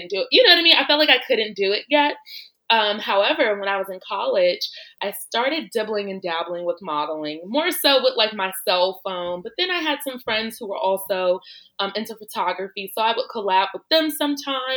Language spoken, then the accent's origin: English; Chicago, Illinois, United States; moved away as an adult; also born or lived in Los Angeles; I actually grew up in Chicago.